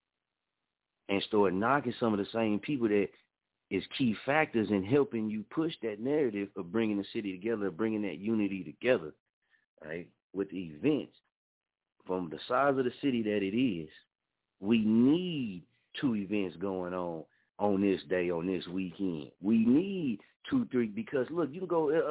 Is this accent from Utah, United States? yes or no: no; Muskogee, Oklahoma, United States; moved away as an adult; I'm from here, born and raised in Muskogee, Oklahoma